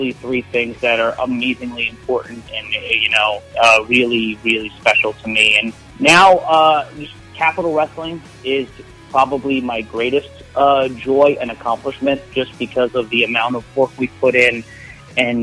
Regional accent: New York City, New York, United States; I grew up in Brooklyn

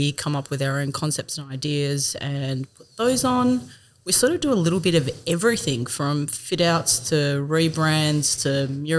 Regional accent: Perth, Western Australia, Australia; moved away as an adult; now in Bendigo, Australia; I'm originally from Perth

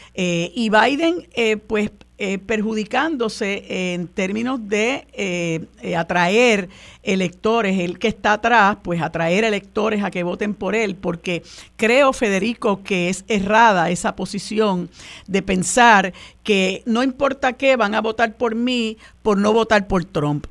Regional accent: Puerto Rico; nosotros los puertorriqueños y puertorriqueñas no somos minoría

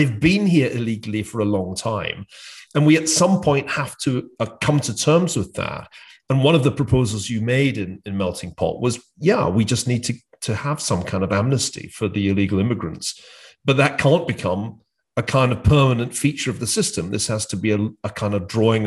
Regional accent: United Kingdom; moved away as an adult; now in United States; I come from the UK, as you can tell from my funny accent.

